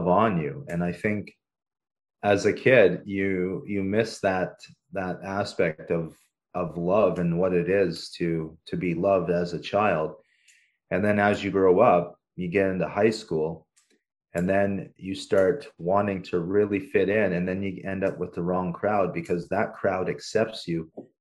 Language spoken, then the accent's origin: English; Canada; also born or lived in Paraguay; my entire, I guess, growing up phase was in Canada